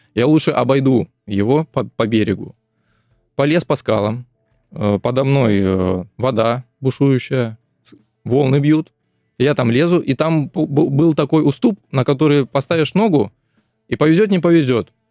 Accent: Krasnodar, Krasnodar Krai, Russia; с Краснодара

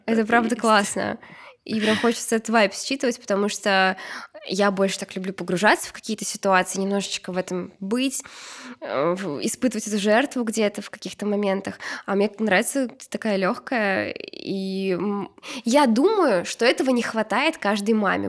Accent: Uzbekistan; я из Узбекистана

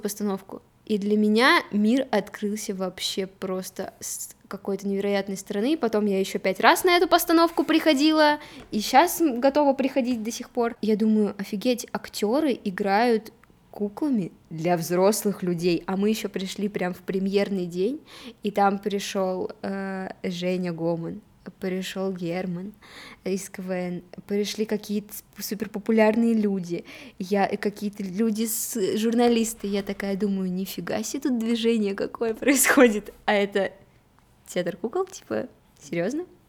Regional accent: Nikel, Murmansk Oblast, Russia; В итоге мы переехали с Никеля, я сама из Никеля

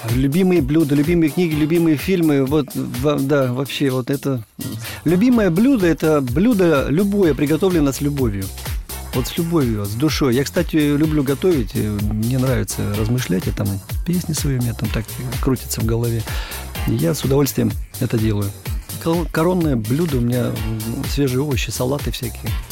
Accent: Urals, Russia; Я люблю родину свою малую, я люблю свой Урал.

